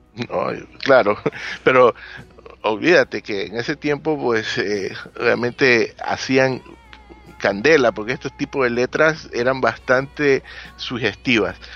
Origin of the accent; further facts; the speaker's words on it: Ecuador; en mi país, Ecuador